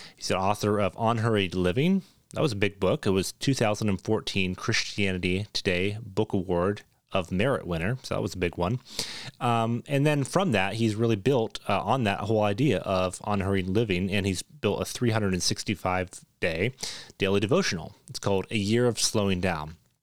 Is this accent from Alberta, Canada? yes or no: no; Toronto, Ontario, Canada; moved away as an adult; now in Boise, United States; Moved from Toronto, Canada. That's where I'm, so I'm Canadian. I've lived about nineteen years in Canada.